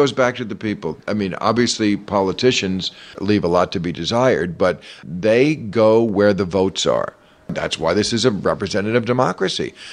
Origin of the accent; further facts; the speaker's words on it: New Jersey, United States; I grew up in New Jersey